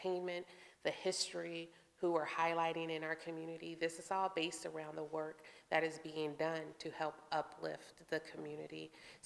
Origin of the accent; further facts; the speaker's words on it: United States; I grew up here in the Quad Cities